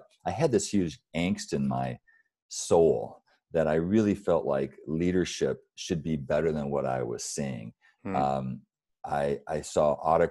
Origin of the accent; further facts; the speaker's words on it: Battle Creek, Michigan, United States; I grew up in Battle Creek, Michigan, really poor upbringing